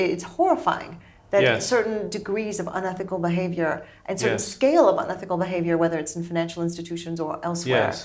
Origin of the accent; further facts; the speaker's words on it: United States; I'm American